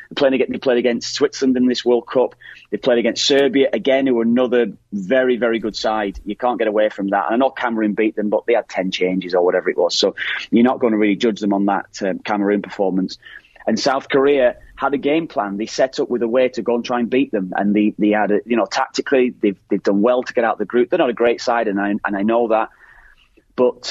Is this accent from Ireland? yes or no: yes; Ireland; as Irish lads